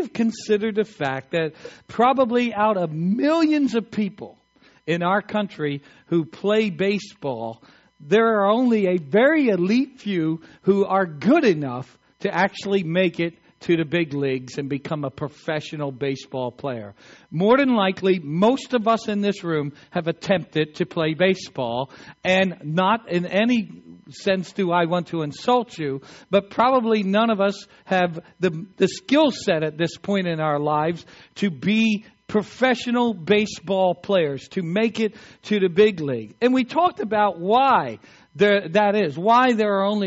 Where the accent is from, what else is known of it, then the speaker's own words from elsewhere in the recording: Eastern Shore of Maryland, United States; I grew up in the Eastern Shore of Maryland